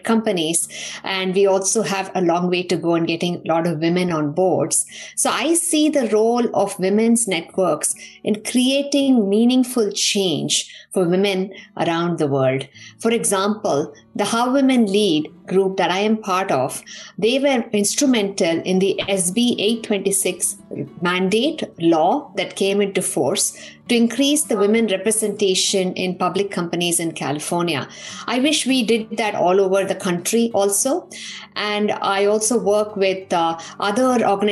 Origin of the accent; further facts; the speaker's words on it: Coimbatore, Tamil Nadu, India; moved away as an adult; also born or lived in Pilani, Rajasthan, India; now in United States; I grew up in Tamil Nadu, in Coimbatore, and I was raised by a single mother